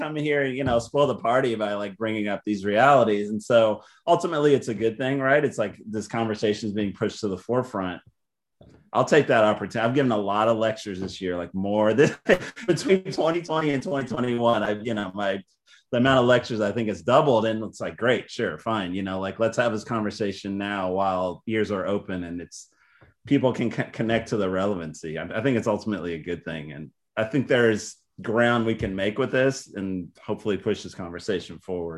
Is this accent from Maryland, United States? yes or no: yes; Baltimore, Maryland, United States; born there; also born or lived in Texas / New York / Northern Virginia / Chicago; I guess I was born in Baltimore, but I also lived in Texas and upstate New York and Washington, D.C. area, like Northern Virginia.